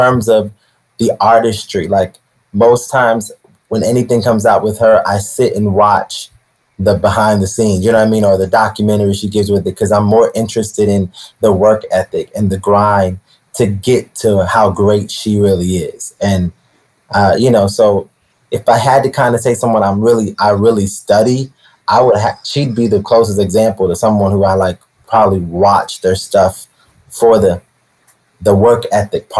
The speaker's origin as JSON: {"language": "English", "region": "Maryland", "country": "United States", "tie": "born or raised there", "also_born_or_lived": "Florida / Brooklyn", "moved": "as an adult", "said": "I moved back to Maryland"}